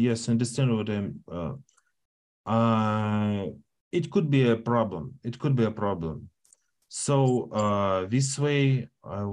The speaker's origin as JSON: {"language": "English", "country": "Russia", "second_language": "English", "said": "I'm Russian, but I identify for me as a Russian"}